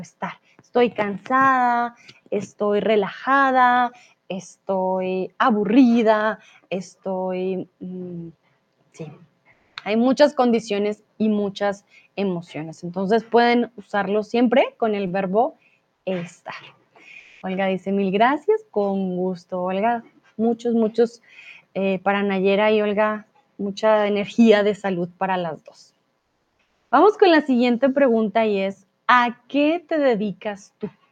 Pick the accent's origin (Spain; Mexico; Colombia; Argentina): Colombia; yo soy de Colombia.